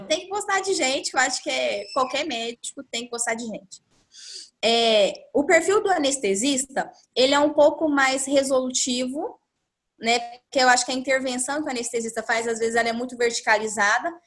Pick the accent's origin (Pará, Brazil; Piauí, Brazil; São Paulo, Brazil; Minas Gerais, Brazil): Minas Gerais, Brazil; Uberaba; moved away as an adult; now in Ribeirão Preto, Brazil; eu sou de Uberaba, era uma coisa que era legal pra mim. Ficar próximo da minha família